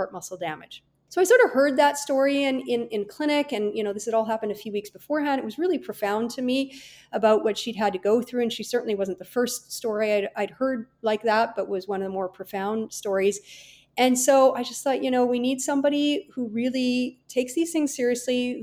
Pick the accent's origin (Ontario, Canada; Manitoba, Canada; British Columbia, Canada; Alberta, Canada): British Columbia, Canada; Kelowna; also born or lived in Vancouver, Canada / California, United States; I was born and raised in Kelowna, British Columbia